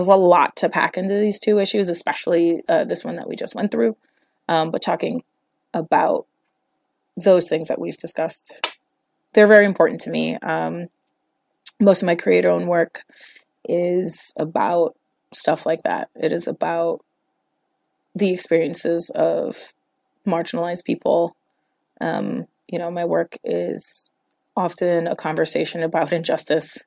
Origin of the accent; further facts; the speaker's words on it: New York, United States; I'm from New York